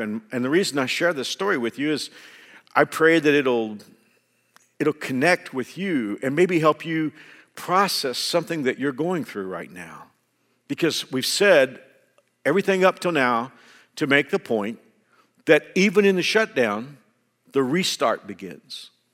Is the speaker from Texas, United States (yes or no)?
yes; Fort Worth, Texas, United States; also born or lived in Houston; my home church in Fort Worth had been after me for a long time to come and serve on that staff. And it was a church where my dad pastored, and they had watched me grow up